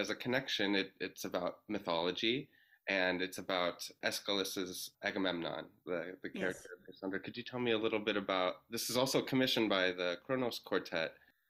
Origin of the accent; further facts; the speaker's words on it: Minneapolis, Minnesota, United States; I'm from Minneapolis